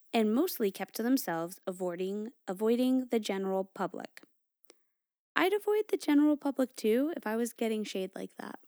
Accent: Connecticut, United States; I grew up in Connecticut, and I grew up in this area where the, it's like a hot spot for Melinheads.

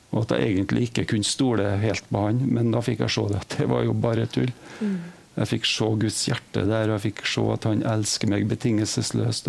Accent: Trondheim, Trøndelag, Norway; moved away; jeg er fra Trondheim

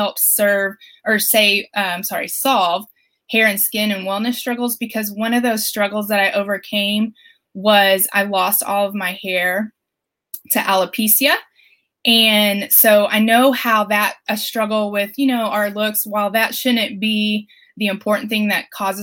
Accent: Flower Mound, Texas, United States; So I'm from Flower Mound, Texas, and I'm a mom of three little ones.

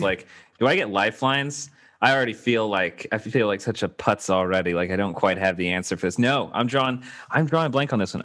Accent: Baton Rouge, Louisiana, United States; now in Los Angeles, United States; Baton Rouge

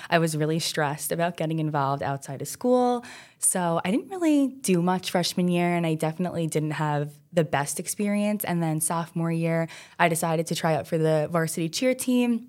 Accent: New York City, New York, United States; I grew up on Staten Island my whole life, South Shore, born and raised

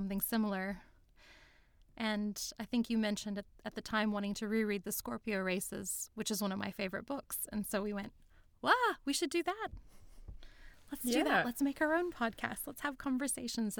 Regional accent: United States; moved away as an adult; now in Sydney, Australia; I'm an American. I've lived in Sydney for the last 15 years.

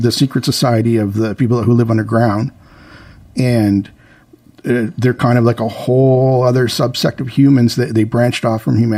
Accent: Canada; Yeah, and I told him like, "I'm Canadian. I can't even vote in your election. I just kind of slipped down here to."

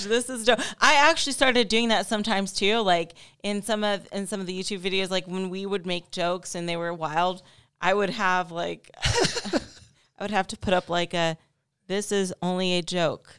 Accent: Ohio, United States; now in Las Vegas, United States; I'm from Ohio

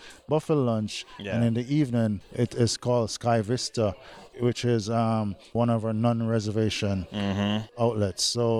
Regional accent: Jamaica; my beautiful country, Jamaica.

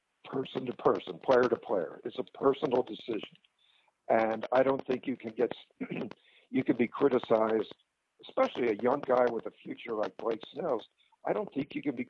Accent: Philadelphia, Pennsylvania, United States; moved away; I grew up in Philadelphia, National League City

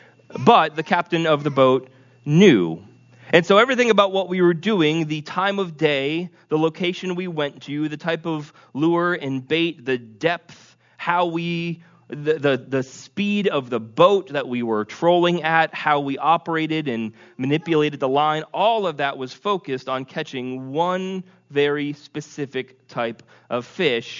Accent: Vermont, United States; growing up in Vermont

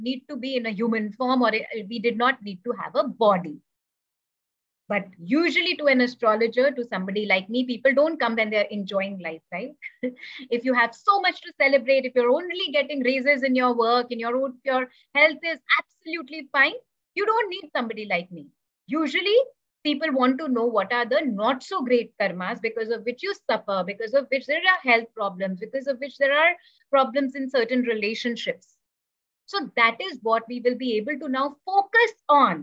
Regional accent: India; I was born in India

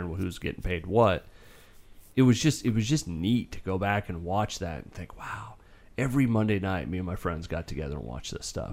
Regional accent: Polk City, Iowa, United States; my hometown Polk City

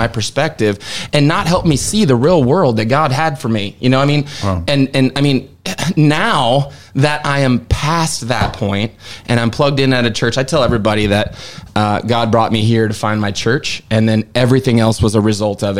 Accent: Seattle, Washington, United States; moved away as an adult; now in Nashville, United States; I'm from the Seattle area

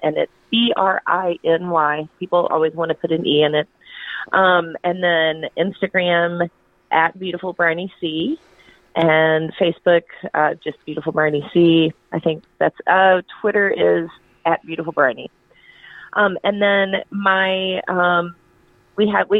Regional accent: Atlanta, Georgia, United States; also born or lived in Western North Carolina; I grew up in Chastain Park, so it's sort of as far north inside the perimeter as you could get, and now I'm as far south inside the perimeter as you can get. So I'm a native Atlantan

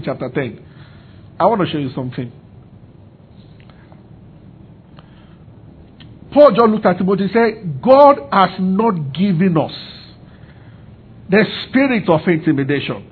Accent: Abuja, Federal Capital Territory, Nigeria; when I was growing up in Abuja

